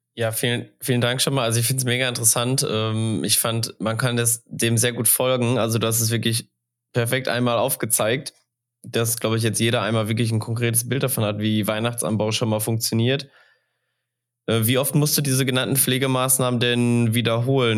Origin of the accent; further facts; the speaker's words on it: Sauerland, North Rhine-Westphalia, Germany; Als gebürtiger Sauerländer